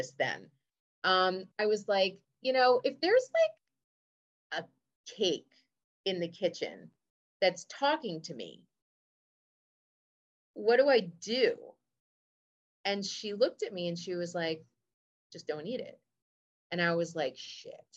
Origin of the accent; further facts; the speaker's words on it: United States; I grew up in America